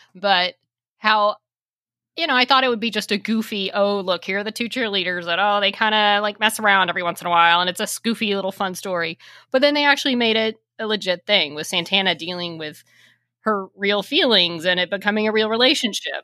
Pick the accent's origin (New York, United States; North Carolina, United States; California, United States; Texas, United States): Texas, United States; I'm from Texas